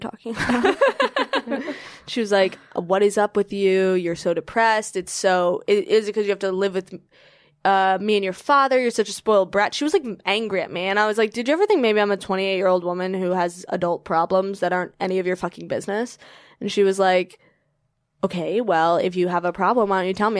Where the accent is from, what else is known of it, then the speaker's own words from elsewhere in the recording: Virginia, United States; I'm from Virginia